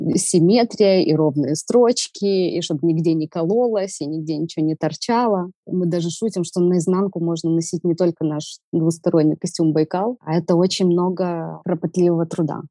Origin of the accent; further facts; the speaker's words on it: Odesa, Odesa Oblast, Ukraine; Я одесситка с берберскими корнями